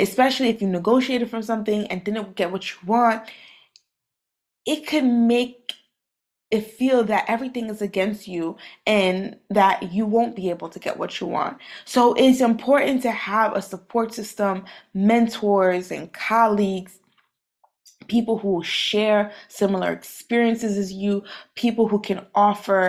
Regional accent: New York City, New York, United States; I'm from Brooklyn, New York. I am Haitian. Both my parents are from Haiti

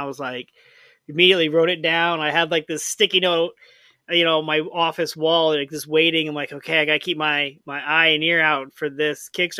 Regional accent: St. Louis, Missouri, United States; I'm from St. Louis.

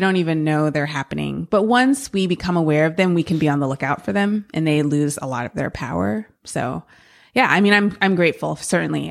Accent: San Francisco Bay Area, California, United States; moved away; I grew up in the San Francisco Bay Area and, um, loved growing up there.

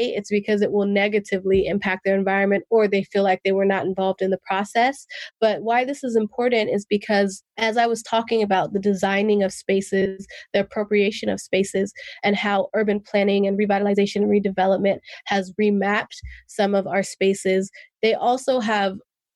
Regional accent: Oakland, California, United States; first language English; I grew up in West Oakland, which is situated between three major highways and next to a port.

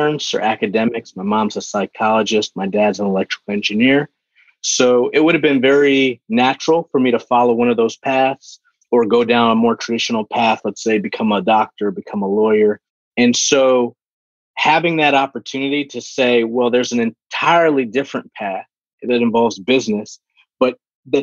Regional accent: New Rochelle, New York, United States; also born or lived in Bronx, New York; I was born in the Bronx, grew up in Westchester County in a city called New Rochelle, New Rock City

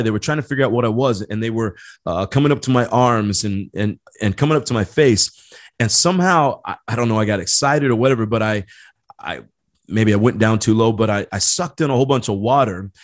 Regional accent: Indiana, United States; now in San Diego, United States; I grew up back in Indiana

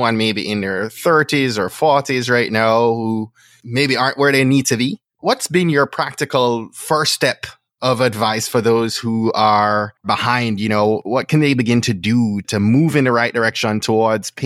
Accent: Jamaica; moved away; I grew up in Jamaica in a family of love

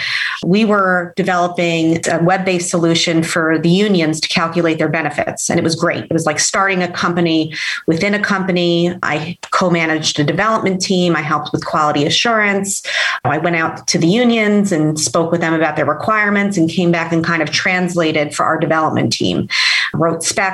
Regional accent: Hudson County, New Jersey, United States; growing up in Hudson County courthouse

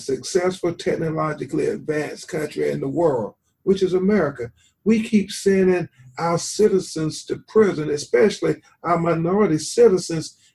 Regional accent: Florida, United States; my home state of Florida

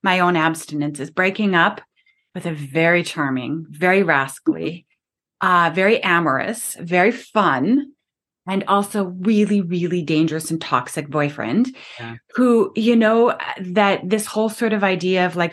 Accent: Canada; I'm Canadian

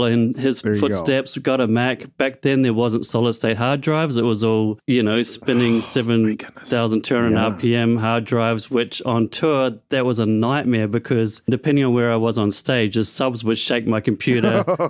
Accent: New Zealand; moved away as an adult; now in Australia; I was born in New Zealand, moved to Australia to do Hillsong College

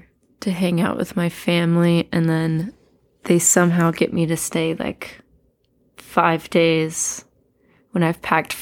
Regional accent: Atlanta, Georgia, United States; I feel like there's always so much music happening in Atlanta and always has been.

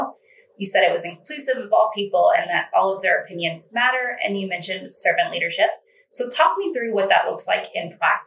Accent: Bourbon County, Kentucky, United States; moved away as an adult; now in Clark County, Kentucky, United States; my childhood growing up, I grew up in Bourbon County

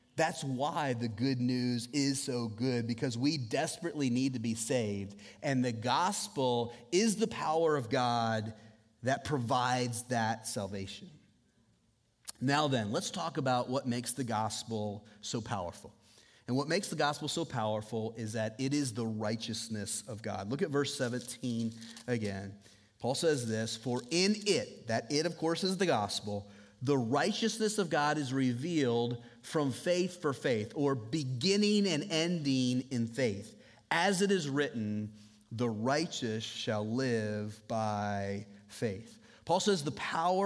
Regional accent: United States; now in Southeast Iowa, United States; I grew up on Lake Michigan, basically. And so I grew up where this time of year, it snows like every other day

